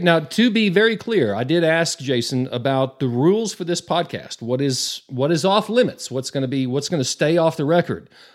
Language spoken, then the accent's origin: English; Borger, Texas, United States; now in Amarillo, United States; I grew up in Borger, and so to me, as a small town kid